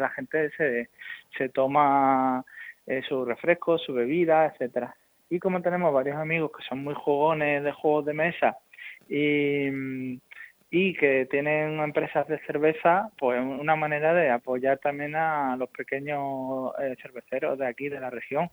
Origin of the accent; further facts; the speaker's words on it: Spain; como los españoles